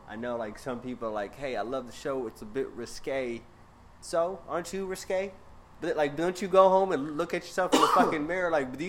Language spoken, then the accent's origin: English; New York, United States; Nigga, I'm from New York.